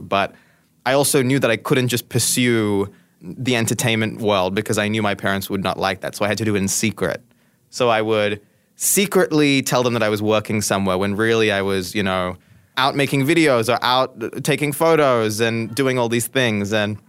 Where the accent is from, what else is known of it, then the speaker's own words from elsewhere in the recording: Goa, India; I'm from a very specific part of India that's also quite different to the wider area, as I said, I'm from Goa.